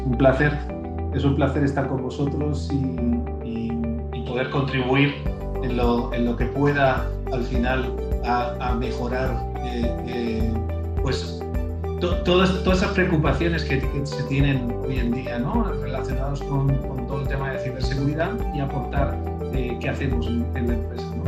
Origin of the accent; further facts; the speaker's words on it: Spain; moved away as an adult; now in Mexico; realmente soy español